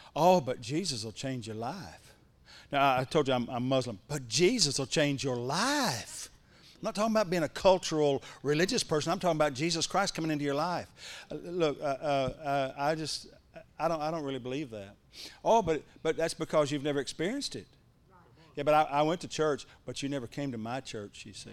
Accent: Ardmore, Oklahoma, United States; born or raised there

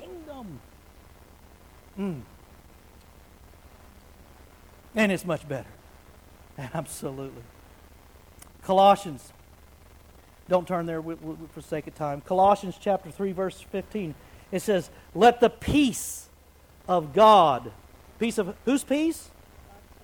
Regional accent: Wichita Falls, Texas, United States; now in Oklahoma, United States; I was raised in Wichita Falls, which is just west of here

